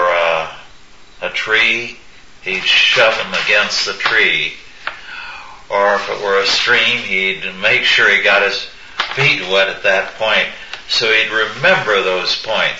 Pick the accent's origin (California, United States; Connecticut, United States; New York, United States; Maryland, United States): California, United States; we were educated at different ends of the country. You on the East Coast and I on California